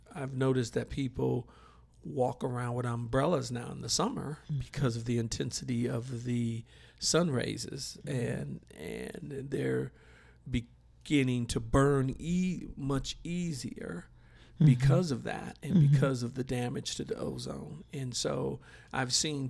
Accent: Milwaukee, Wisconsin, United States; I'm originally from Milwaukee, Wisconsin, and we would have severe winters

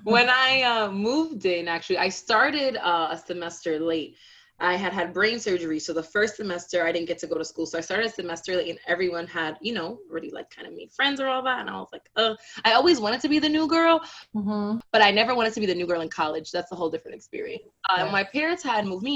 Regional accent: New York City, New York, United States; also born or lived in Ohio / Dakar, Senegal; I'm a born and raised Brooklynite, very proud to be from Brooklyn, love my city

